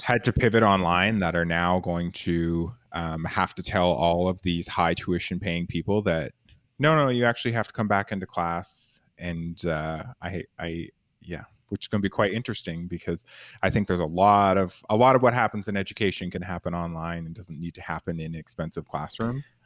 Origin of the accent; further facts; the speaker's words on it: Canada; I'm Canadian